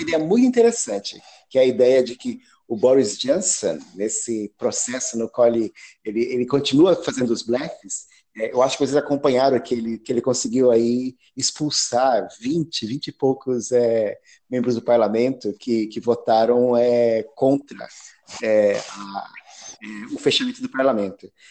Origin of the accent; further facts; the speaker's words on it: Brazil; moved away as an adult; now in England, United Kingdom; eu nasci aí no Brasil, estudei História na USP, na gloriosa turma de 98